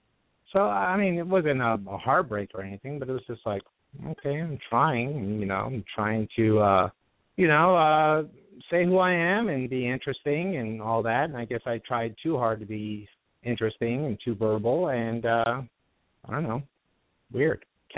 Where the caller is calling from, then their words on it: Studio City, California, United States; from Studio City. I'm 41.